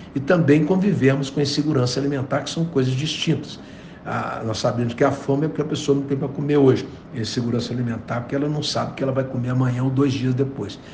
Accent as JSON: {"language": "Portuguese", "country": "Brazil", "said": "como brasileiro"}